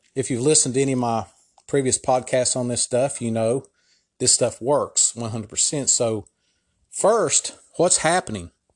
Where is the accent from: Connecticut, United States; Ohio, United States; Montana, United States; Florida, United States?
Ohio, United States; my home state of Ohio